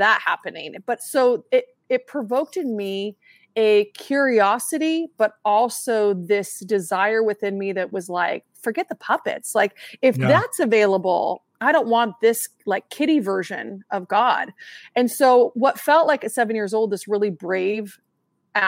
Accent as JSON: {"language": "English", "region": "Southern Oregon", "country": "United States", "tie": "born or raised there", "said": "I'm born and raised in Oregon, Southern Oregon"}